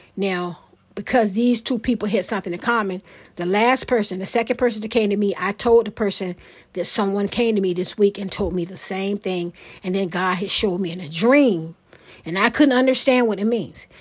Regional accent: Portsmouth, Virginia, United States; moved away; my hometown, Portsmouth, Virginia

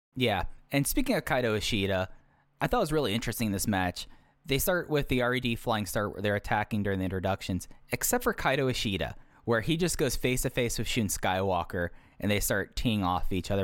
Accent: Texas, United States; growing up in Texas

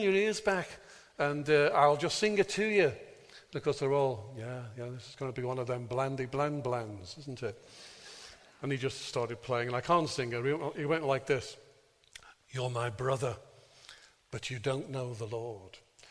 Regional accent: Birkenhead, North West England, United Kingdom; moved away; whenever I used to go home to preach in my hometown of Birkenhead

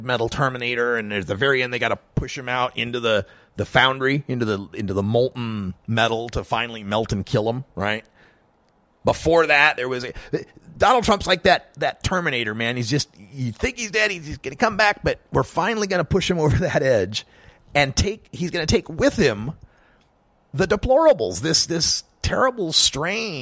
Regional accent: Oregon, United States; also born or lived in Idaho; Oregon, my home state

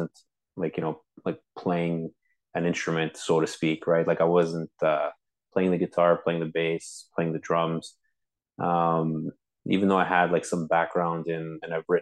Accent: Montreal, Quebec, Canada; I'm from Montreal, born and raised

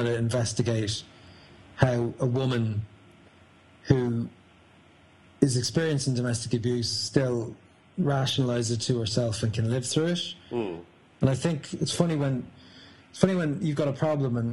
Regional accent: a small town near Dublin, Leinster, Ireland; now in London, United Kingdom; I'm Irish and I'm from a small town near Dublin

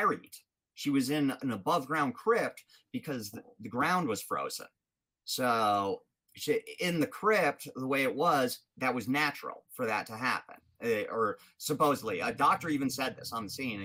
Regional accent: Rhode Island, United States; It's in Exeter, Rhode Island, my home state

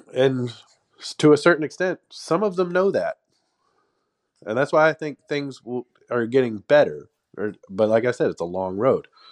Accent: Texas, United States; I was born and raised in Texas

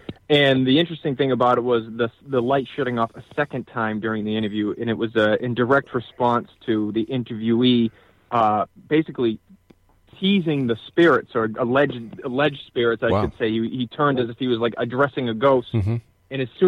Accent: North Dartmouth, Massachusetts, United States; where I grew up in North Dartmouth

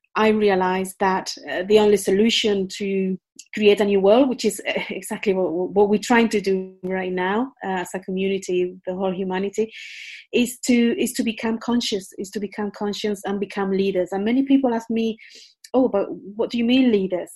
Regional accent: Spain; English is a second language; moved away as an adult; also born or lived in United Kingdom; I was born in Spain

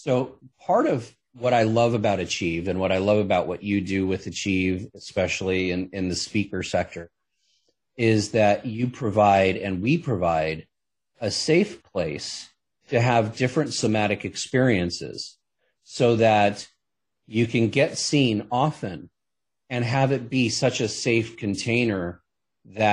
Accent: Los Angeles, California, United States; I grew up in Hollywood

